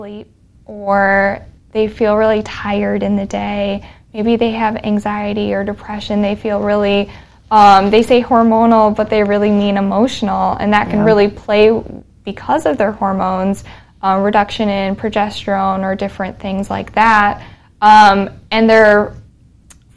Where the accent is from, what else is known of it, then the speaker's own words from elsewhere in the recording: rural Minnesota, United States; accent: northern; moved away as an adult; also born or lived in Texas / Fargo, North Dakota; now in Denton, United States; born in Texas. I moved up to Minnesota when I was 7 with my family. And so, very rural Minnesota, and then went to Fargo for pharmacy school